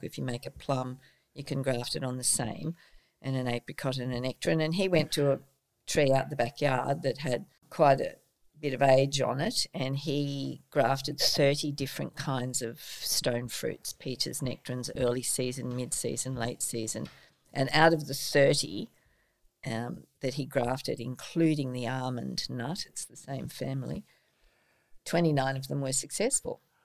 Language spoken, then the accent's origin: English; Sydney, New South Wales, Australia; also born or lived in England; now in Port Macquarie, Australia; I was born in Sydney, and when I was about 18, I decided to travel overseas